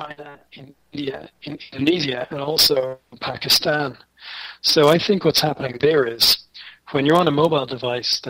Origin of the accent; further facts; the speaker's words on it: Ireland; Speaking as an Irishman